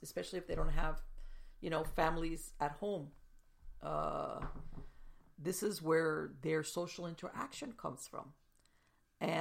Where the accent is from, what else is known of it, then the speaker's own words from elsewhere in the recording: South Florida, United States; I grew up in South Florida